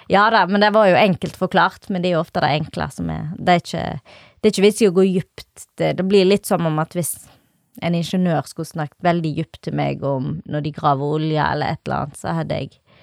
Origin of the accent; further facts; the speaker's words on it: Norway; jeg er oppvokst på Valvatna